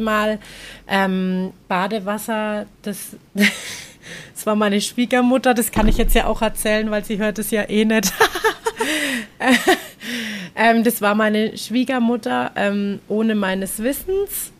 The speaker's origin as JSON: {"language": "German", "country": "Germany", "moved": "yes", "lives_now": "Nicaragua", "said": "bei uns in Deutschland"}